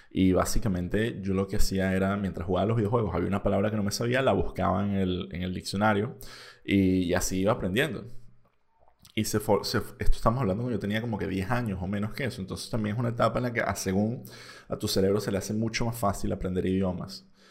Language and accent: Spanish; Venezuela; first language Spanish; now in Spain; que si bien yo tenía un pasaporte español, yo seguía siendo venezolano.